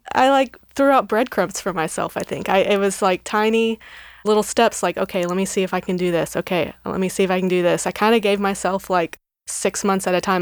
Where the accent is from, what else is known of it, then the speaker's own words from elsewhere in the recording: Texas, United States; moved away as an adult; now in Nashville, United States; I grew up in Texas